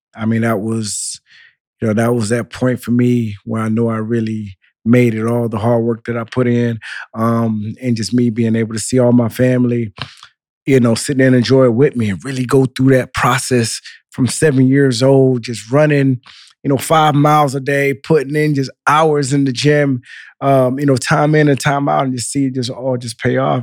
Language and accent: English; Central Florida, United States; also born or lived in Miami; I was born in Miami, raised in Central Florida. My parents are from Haiti